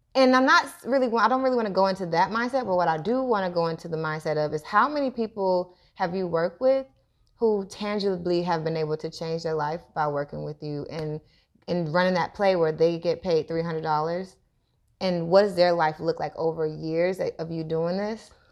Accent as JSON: {"language": "English", "country": "United States", "tie": "born or raised there", "said": "growing up in America"}